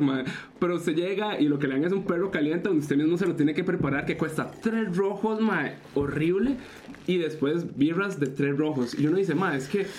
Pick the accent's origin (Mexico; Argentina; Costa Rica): Costa Rica; todos los ticos dentro y fuera del país